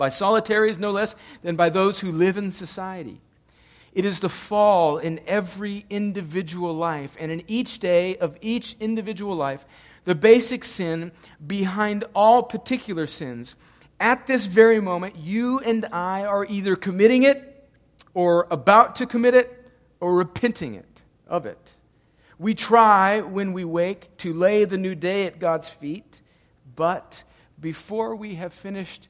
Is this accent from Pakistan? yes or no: no; El Centro, California, United States; we grew up right on the Mexican border, El Centro, California